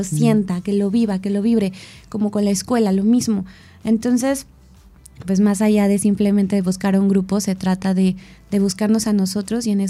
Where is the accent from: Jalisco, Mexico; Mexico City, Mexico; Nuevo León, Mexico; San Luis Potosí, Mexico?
Mexico City, Mexico; now in Cuernavaca, Mexico; vengo de la Ciudad de México, todas mis amistades se quedaron allá, bueno, varias, ¿no? Y llegó a Cuerna y entonces me empecé a sentir sola.